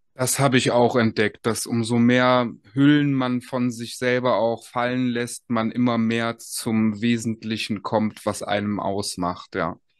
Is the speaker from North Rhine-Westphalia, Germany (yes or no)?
yes; Aachen, North Rhine-Westphalia, Germany; ich komme ja selber aus Aachen